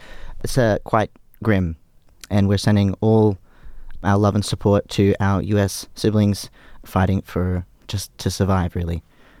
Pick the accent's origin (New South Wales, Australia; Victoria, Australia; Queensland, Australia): Queensland, Australia; we're so Queenslander.